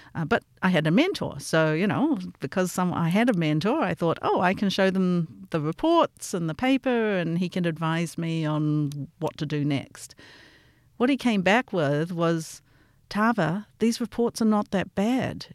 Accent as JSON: {"language": "English", "region": "Auckland", "country": "New Zealand", "tie": "born or raised there", "also_born_or_lived": "Stanford, United States / Michigan, United States / St. Louis, United States", "moved": "as an adult", "lives_now": "Melbourne, Australia", "said": "I grew up in Auckland and then I went to the U S to do my P H D at Stamford"}